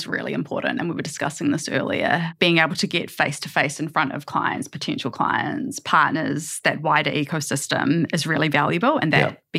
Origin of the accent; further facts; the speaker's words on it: New Zealand; accent: New Zealand; As soon as people hear our accents, they can tell that we're from New Zealand